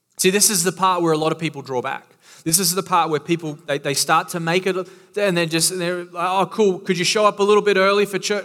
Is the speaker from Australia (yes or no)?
yes; Australia; now in Florida, United States; I am from Australia